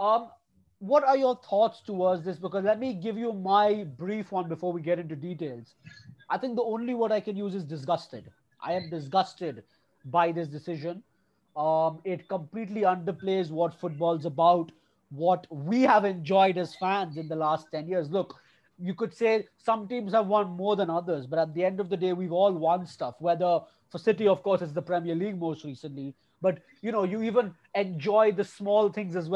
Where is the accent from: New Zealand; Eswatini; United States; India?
India; We are three fans from India who have grown up watching our teams play football.